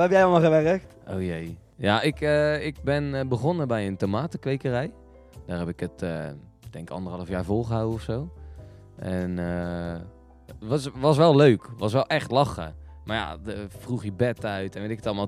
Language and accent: Dutch; Westland, South Holland, Netherlands; wij komen uit het Westland